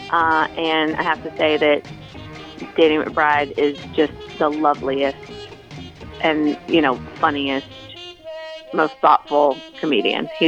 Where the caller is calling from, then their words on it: Charleston, South Carolina, United States; I'm actually but I'm in Charles. I'm calling you from Charleston